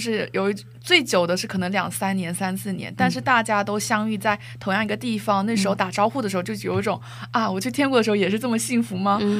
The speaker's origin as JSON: {"language": "Chinese", "town": "Xiamen", "region": "Fujian", "country": "China", "tie": "born or raised there", "moved": "as an adult", "lives_now": "South Korea", "said": "我要离开厦门，就是离开我的城市"}